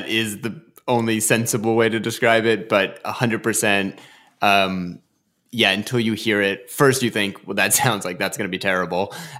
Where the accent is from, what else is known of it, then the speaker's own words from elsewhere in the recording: New Jersey, United States; moved away as an adult; now in Virginia, United States; Well, you know, I grew up in New Jersey, but I would say that I feel like a resident of Virginia from the time having spent there at UVA.